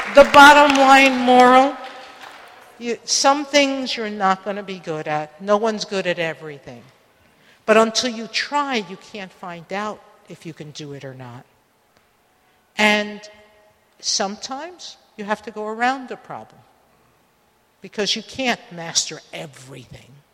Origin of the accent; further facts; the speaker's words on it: New York City, New York, United States; the lesson I grew up with in the Bronx